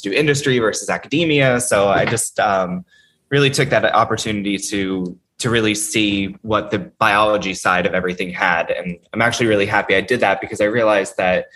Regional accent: Vernon, New Jersey, United States; moved away as an adult; also born or lived in New York; now in Baltimore, United States; I'm originally from New Jersey, a very small mountainous town in northern New Jersey, Sussex County. It's called Vernon, middle of nowhere

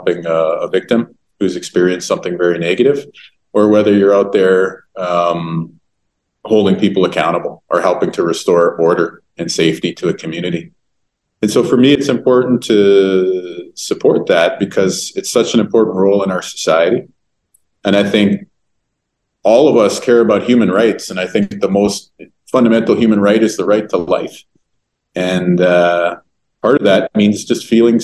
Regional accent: Winnipeg, Manitoba, Canada; growing up in Winnipeg over the years

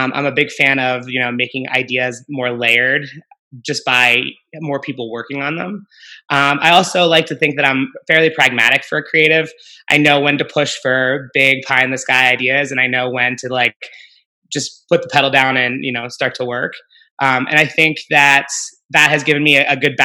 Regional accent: Pittsburgh, Pennsylvania, United States; moved away as an adult; also born or lived in Atlanta / Minnesota; I grew up in Pittsburgh and I went to Penn State

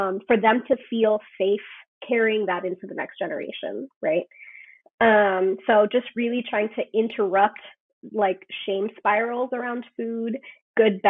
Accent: Guatemala; My family, I'm from Guatemala.

